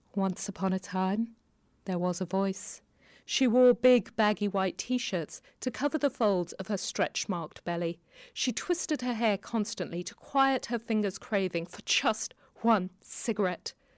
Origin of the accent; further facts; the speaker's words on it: Kenya; moved away; also born or lived in London; Growing up in Kenya